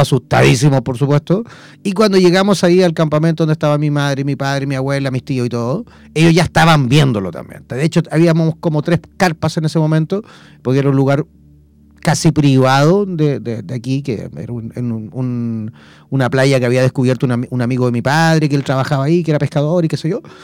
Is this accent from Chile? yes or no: yes; Chile; yo como chileno eh, puedo evidentemente sacar eh, mi visa a Mercosur